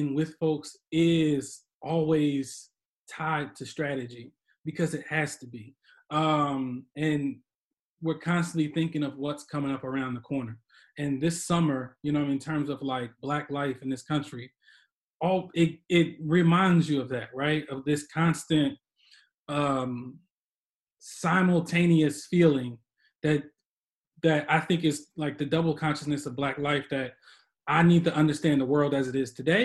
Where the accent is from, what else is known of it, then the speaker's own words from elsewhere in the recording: Chester, Pennsylvania, United States; I grew up in Chester Upland School District